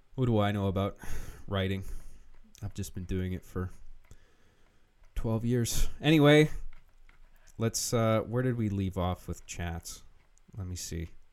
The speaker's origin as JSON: {"language": "English", "country": "United Kingdom", "said": "I'm British"}